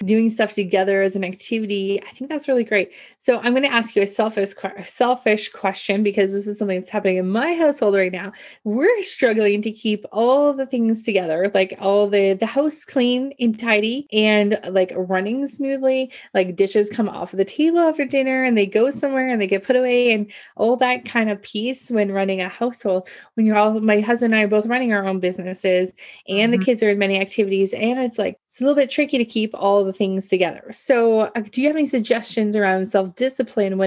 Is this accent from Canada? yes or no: yes; Canada; I'm Canadian